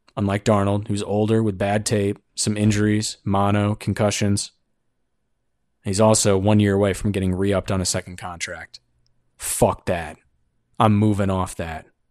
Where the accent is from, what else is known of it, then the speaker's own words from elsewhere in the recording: Northeast, United States; I'm from the Northeast